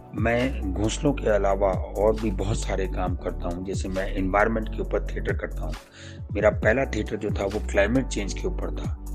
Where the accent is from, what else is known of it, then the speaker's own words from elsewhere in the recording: Delhi, India; मेरा जन्म चांदी चौक के अंदर कटरा नीर में हुआ था हमारा तीन मंजिली मकान था